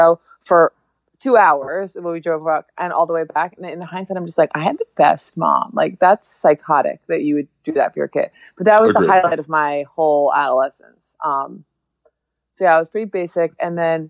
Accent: Hudson Valley, upstate New York, United States; now in Los Angeles, United States; I grew up in the Hudson Valley, like in upstate New York

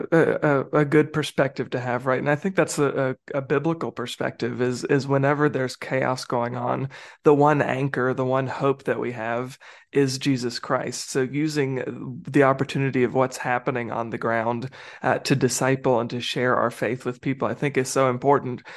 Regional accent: United States; as an American

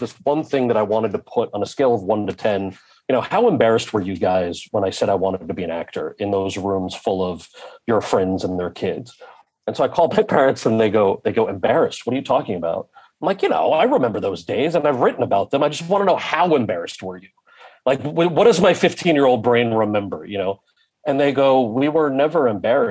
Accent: New Jersey, United States; my brother and I, born and raised in New Jersey, were raised fully American kids, bilingual

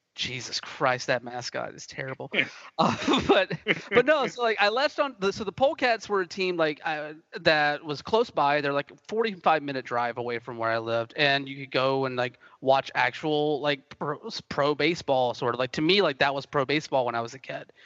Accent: Moultrie, Georgia, United States; moved away; also born or lived in Atlanta, Georgia; where I grew up in South Georgia is a little town called Moultrie

